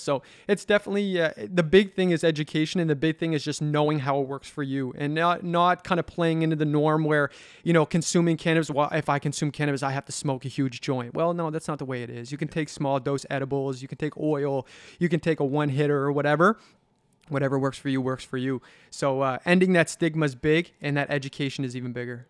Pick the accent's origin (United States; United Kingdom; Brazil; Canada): Canada; Halifax, Nova Scotia; I grew up in the North End, middle income family